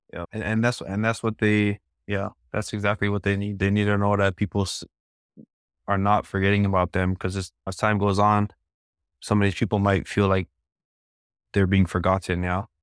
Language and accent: English; Laie, Hawaii, United States; I'm from Laie